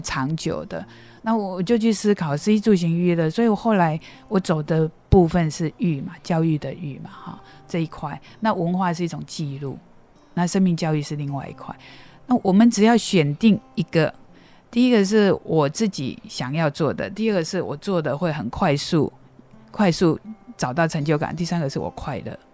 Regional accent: Qimei, Penghu County, Taiwan; moved away; 从小出生在澎湖七美乡下，家里很穷

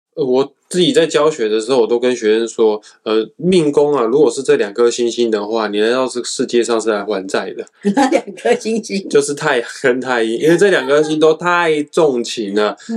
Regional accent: Kaohsiung, Taiwan; 我身为高雄人

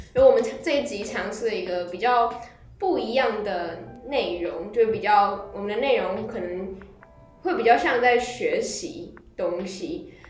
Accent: Chiayi, Taiwan; 因为我也是我也是嘉义人，我是新亭的高中同学。呃，我在家里我没有很会讲台语，但是我基本上都听得懂

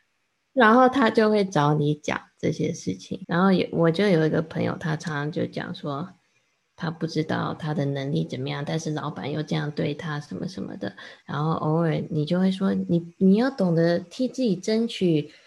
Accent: Taiwan; Chinese is a second language; also born or lived in United States; 我刚刚也是在美国成长的，然后后来到 二三年级回台湾。然后那时候我，呃，不，不太会讲中文，讲得不太好

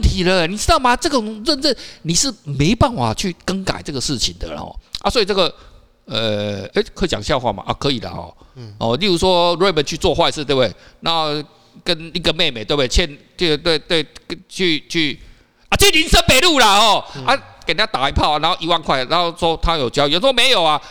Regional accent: Taiwan; 我们台湾人

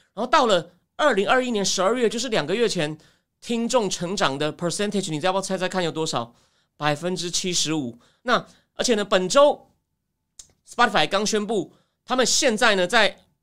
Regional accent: Taichung, Taiwan; now in Taipei, Taiwan; 我是台中长大的

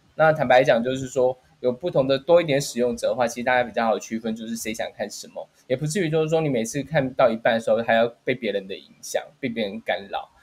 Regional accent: Taiwan; 因为其实我们台湾人都蛮习惯吃到饱这件事情

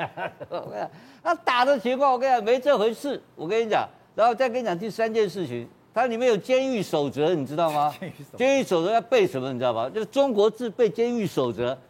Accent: Taiwan; 我们台湾人

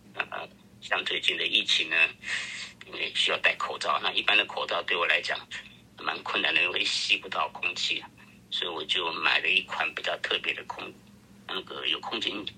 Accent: Taipei, Taiwan; 我是四十七年次的啦，我在台北长大

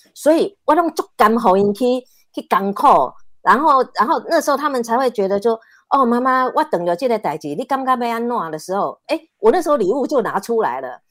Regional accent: Taiwan; also born or lived in Canada; 我决定回台湾的原因是因为我啊，我，我爸爸是讲台语的

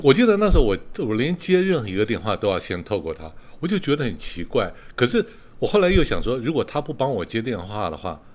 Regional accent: Taiwan; moved away as an adult; also born or lived in Australia / Beijing, China / Kaohsiung, Taiwan; 我，台湾人的，呃，呃，传统价值观就是生活为工作

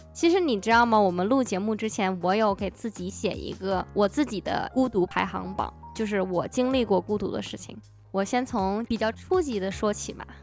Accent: China; now in United States; 我一个中国人

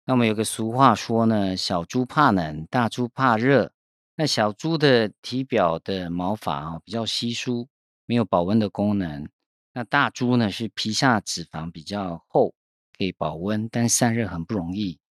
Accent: Taiwan; 那猪肉呢是我们台湾人最主要的啊食用肉类之一哈。

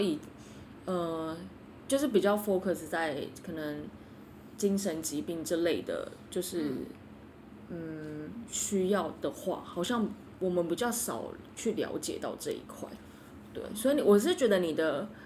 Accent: Kaohsiung, Taiwan; moved away; 我以前住，我以前，我是，我是高雄人

